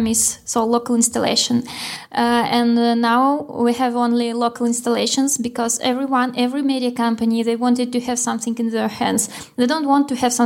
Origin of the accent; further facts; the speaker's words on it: Moscow, Russia; moved away as an adult; now in Vilnius, Lithuania; Originally, I'm from Russia, Moscow, but I'm here for half a year and I hope to stay here forever.